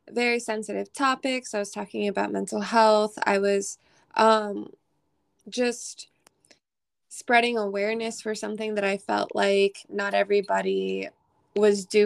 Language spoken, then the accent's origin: English; New York, United States; also born or lived in Maryland; now in Nashville, United States; I'm an alternative rock pop artist based out of Nashville. I'm originally from New York.